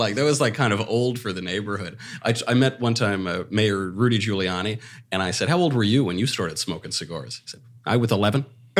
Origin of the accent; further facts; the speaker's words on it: New York, United States; growing up in New York in an Italian-American family